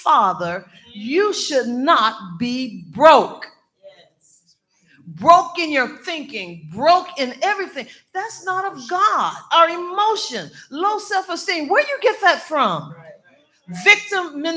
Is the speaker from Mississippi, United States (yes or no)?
yes; Mississippi, United States; born and raised in Mississippi